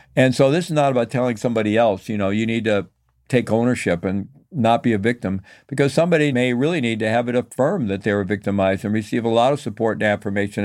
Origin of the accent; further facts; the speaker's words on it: Missouri, United States; I'm from Missouri, you know, the show me state